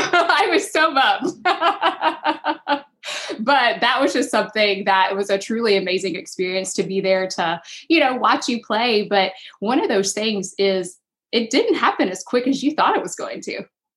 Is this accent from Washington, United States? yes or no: no; Georgia, United States; growing up in Georgia